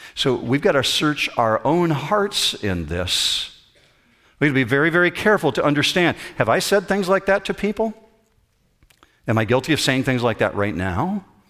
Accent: Whitehall, Michigan, United States; I grew up in Whitehall, Michigan, just north of Muskegon, Michigan.

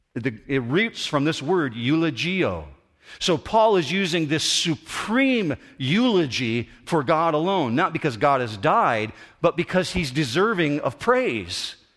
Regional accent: United States; I'm still an American citizen

